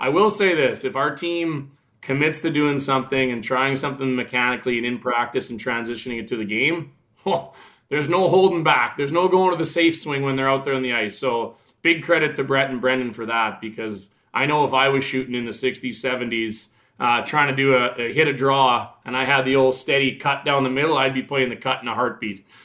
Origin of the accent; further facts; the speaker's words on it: Regina, Saskatchewan, Canada; I played every sport in the world growing up in Regina